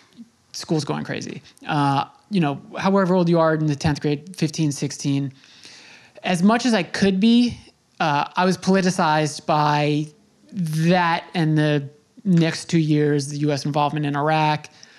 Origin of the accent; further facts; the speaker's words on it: Long Island, New York, United States; I grew up on Long Island